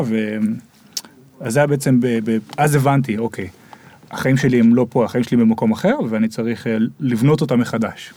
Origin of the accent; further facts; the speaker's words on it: Israel; moved away as an adult; אנחנו ישראלים